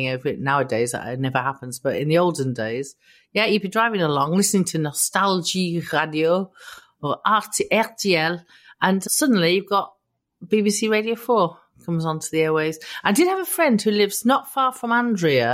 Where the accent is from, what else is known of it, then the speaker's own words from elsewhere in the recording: Immingham, Yorkshire and the Humber, United Kingdom; I was brought up on the East Coast in Immingham. It's right on the East Coast.